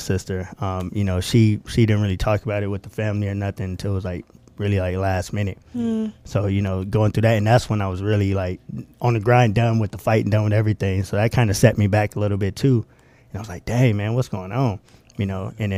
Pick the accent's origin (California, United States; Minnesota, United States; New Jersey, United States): California, United States; Moreno Valley; I'm from Moreno Valley, California